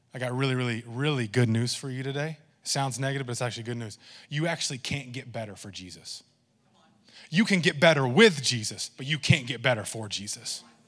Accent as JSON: {"language": "English", "region": "Texas", "country": "United States", "said": "I say y'all a lot, and I'm Texan"}